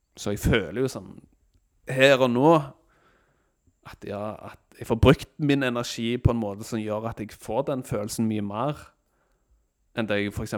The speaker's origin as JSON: {"language": "Norwegian", "country": "Norway"}